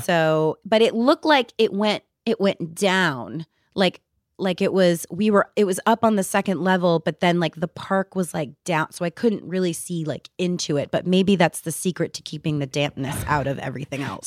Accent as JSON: {"language": "English", "region": "New Jersey", "country": "United States", "said": "I'm from New Jersey"}